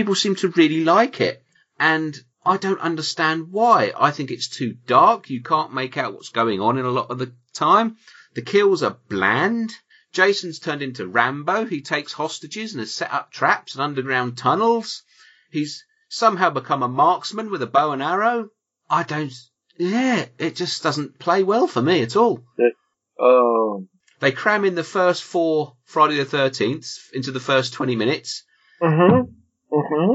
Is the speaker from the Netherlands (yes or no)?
no; United Kingdom; I'm British and reserved